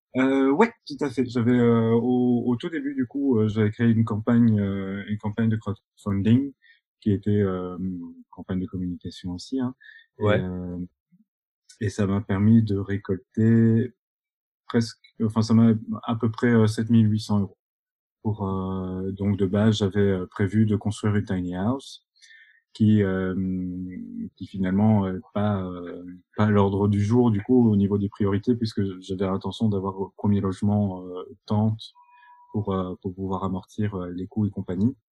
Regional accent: Binche, Wallonia, Belgium; moved away as an adult; also born or lived in Brussels; je suis originaire de Belgique, euh, un petit patelin qui s'appelle Binche

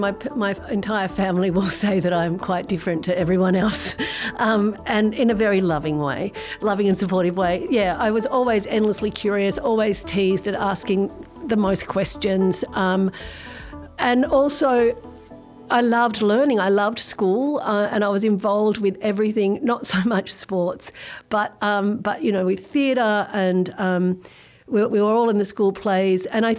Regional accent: Australia; also born or lived in Sydney; I was born in Sydney at the Crown Street Women's Hospital in Paddington. I grew up in Australia. I didn't grow up in Sydney, actually. I grew up in the bush.

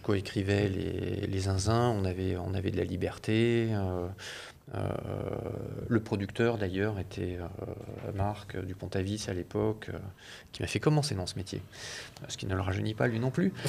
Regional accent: France; en tant qu'Européens et en tant que Français en particulier

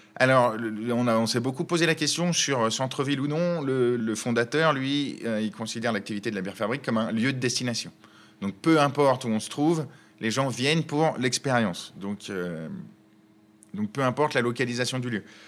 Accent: Chambéry, Auvergne-Rhône-Alpes, France; also born or lived in Paris; now in Lyon, France; Je suis originaire de Chambéry en Savoie et j'ai passé 12 ans dans notre belle capitale

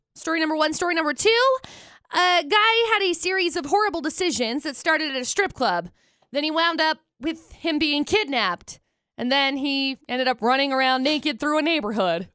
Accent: Utah, United States; we're from Utah, born, raised

